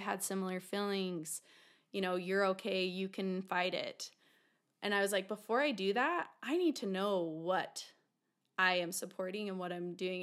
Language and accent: English; Taylorsville, Utah, United States; born or raised there